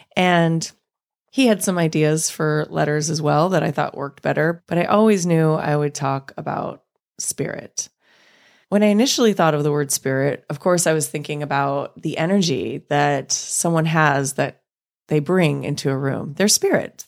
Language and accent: English; Los Angeles, California, United States; watching the Lakers with my dad growing up in Los Angeles